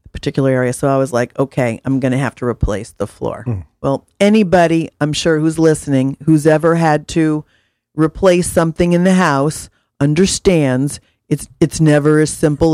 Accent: Missouri, United States; I'm from Missouri, prove it.

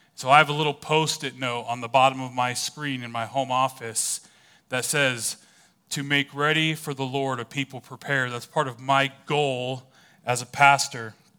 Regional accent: California, United States; moved away; I was originally from California.

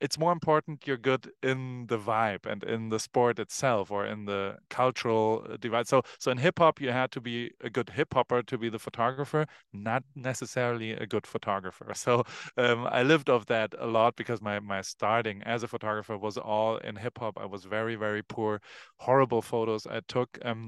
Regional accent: Heidelberg, Baden-Württemberg, Germany; Okay, so I grew up in Germany, in Heidelberg

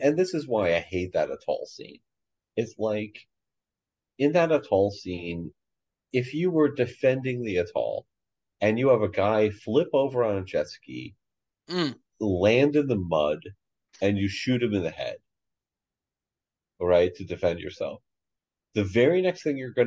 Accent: United States; as an American

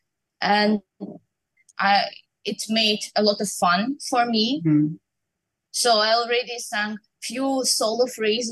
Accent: Ukraine; moved away; I grew up in Ukraine

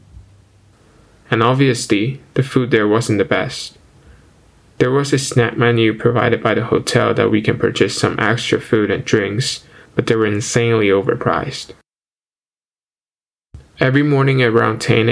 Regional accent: China; moved away as an adult; now in Ottawa, Canada

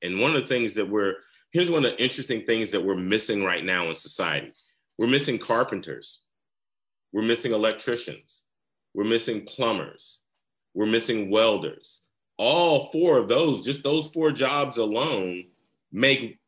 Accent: the South, United States; now in Georgia, United States; I grew up in the South

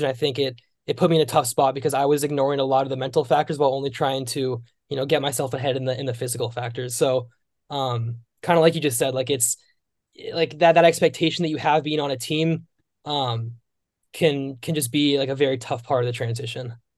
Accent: Bay Area, California, United States; moved away as an adult; also born or lived in Richmond, Virginia / Los Angeles, California; I grew up in the Bay Area, in California

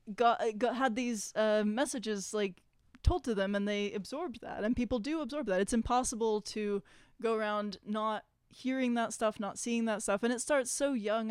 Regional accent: Los Angeles, California, United States; I grew up in Los Angeles

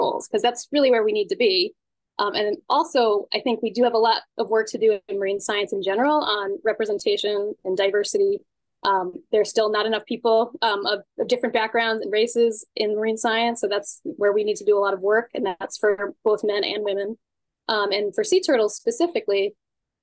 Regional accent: Scituate, Massachusetts, United States; I grew up in Scituate, Massachusetts, which is a small coastal community

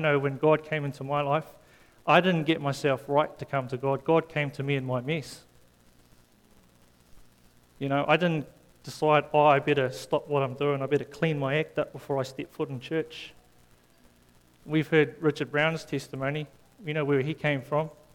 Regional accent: South Africa; moved away; when I came from South Africa

